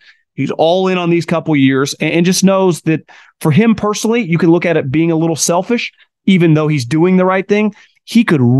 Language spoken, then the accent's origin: English; Davis, California, United States; UC Davis guy. I grew up in Davis. I root for him.